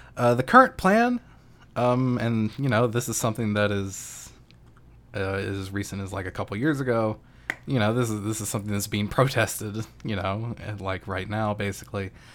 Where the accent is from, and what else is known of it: United States